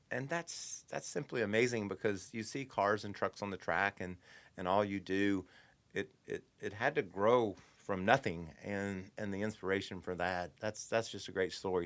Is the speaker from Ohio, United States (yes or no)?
no; Kentucky, United States; I'm from Kentucky. I struggle with, uh, some of my dialect